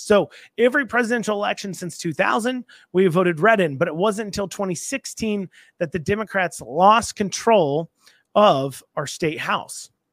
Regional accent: United States; I'm American

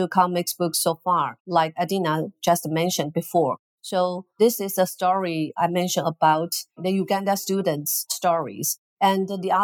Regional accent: Taiwan; from Taiwan

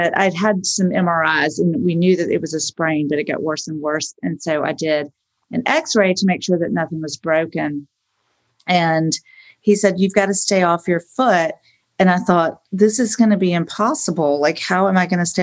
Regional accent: Augusta, Georgia, United States; also born or lived in New York City; now in Beverly Hills, United States; growing up in Augusta, I was in ballet

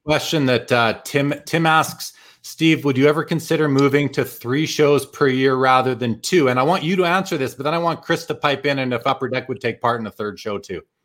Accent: Winnipeg, Manitoba, Canada; moved away as an adult; It is my hometown. I lived there for the first 30 years of my life

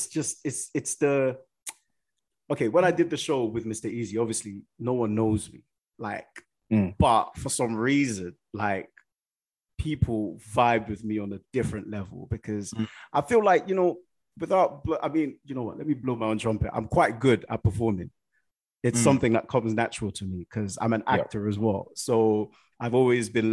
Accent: Nigeria; I'm a Nigerian guy

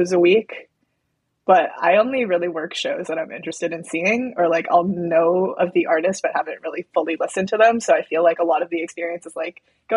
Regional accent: San Clemente, California, United States; I'm from San Clemente, which is in Orange County

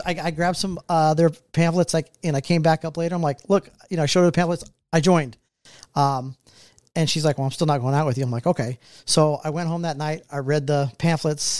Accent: Richmond, California, United States; moved away as an adult; now in Kansas City, United States; originally from the Bay Area, Richmond, California.

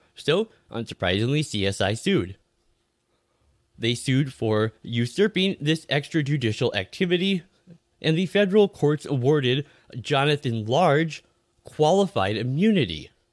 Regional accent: Minnesota, United States; my home state of Minnesota

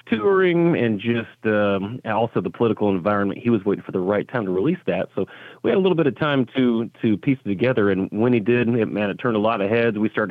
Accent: Tucson, Arizona, United States; I grew up in Tucson, Arizona as an Air Force brat.

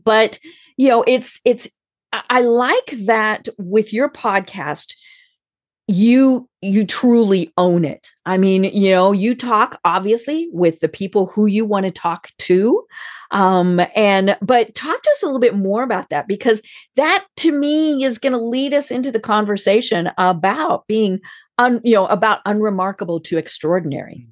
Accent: Colorado, United States; now in Atlanta, United States; I live in Atlanta, And I'm from Colorado

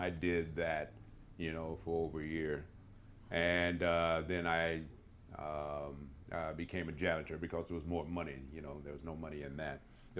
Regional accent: San Francisco, California, United States; also born or lived in Houston; I grew up in San Francisco.

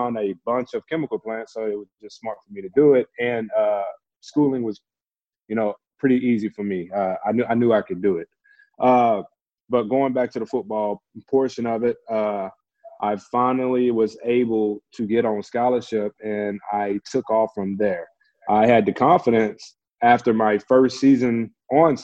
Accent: Beaumont, Texas, United States; moved away as an adult; also born or lived in Calgary, Canada; my local university in my hometown of Beaumont, Texas

